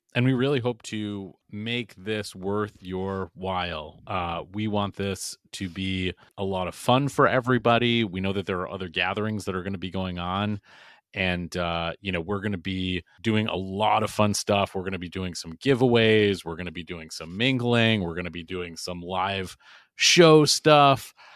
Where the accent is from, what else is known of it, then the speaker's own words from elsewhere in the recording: Boston, Massachusetts, United States; I'm from Boston